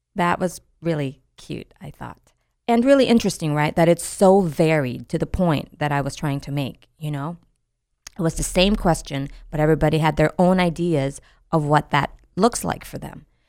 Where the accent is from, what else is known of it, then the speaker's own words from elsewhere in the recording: United States; our sense of being American